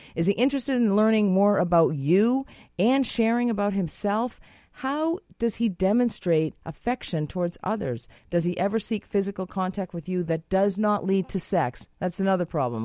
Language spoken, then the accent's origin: English; Boston, Massachusetts, United States; now in Canada; I'm from Boston